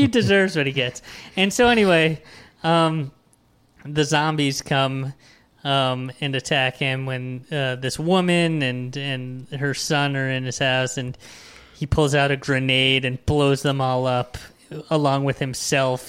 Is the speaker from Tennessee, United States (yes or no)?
no; New York, United States; as a New Yorker